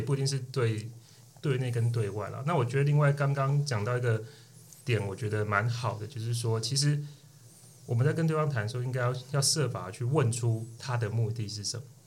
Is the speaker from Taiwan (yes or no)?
yes; Tainan, Taiwan; 我是来自于台南，那我目前在台南经营一间餐酒馆。那我们主要就是以台湾的特色文化作为我们餐酒馆的主轴